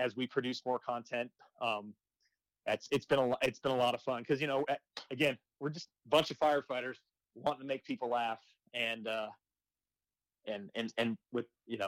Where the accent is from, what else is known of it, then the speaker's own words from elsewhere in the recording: Arizona, United States; I'm from Arizona